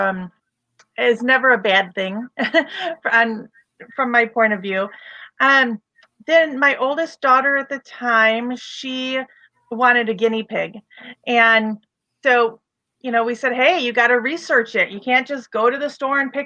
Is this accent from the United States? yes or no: yes; Waukegan, Illinois, United States; also born or lived in Wadsworth; I'm originally from Wadsworth and Waukegan. That's where I spent my elementary school and high school years and post-high school.